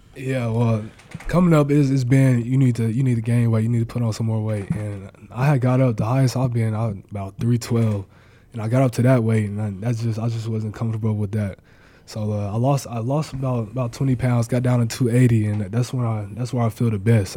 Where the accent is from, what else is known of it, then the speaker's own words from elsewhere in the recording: Mustang, Oklahoma, United States; moved away as an adult; now in Nebraska, United States; my home state